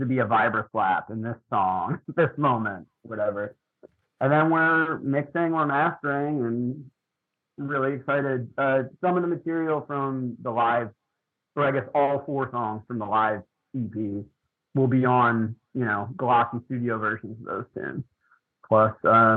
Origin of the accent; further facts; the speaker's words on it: Lititz, Pennsylvania, United States; moved away as an adult; also born or lived in Texas; now in Philadelphia, United States; We, Katie and I are from Lancaster County. We're from Lititt, PA.